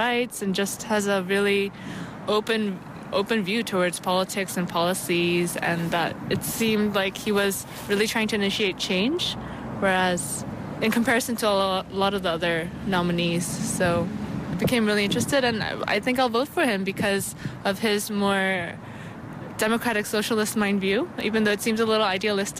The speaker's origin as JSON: {"language": "English", "region": "California", "country": "United States", "also_born_or_lived": "Korea", "moved": "as an adult", "lives_now": "South Korea", "said": "I'm 27 years old, I'm from California"}